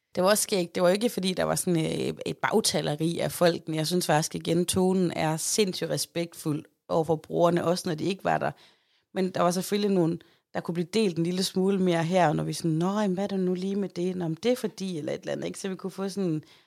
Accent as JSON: {"language": "Danish", "town": "Aarhus", "region": "Central Denmark Region", "country": "Denmark", "said": "jeg er jo fra Højbjerg"}